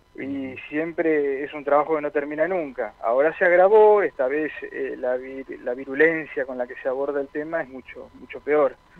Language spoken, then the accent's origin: Spanish; Argentina; somos argentinos antes que nada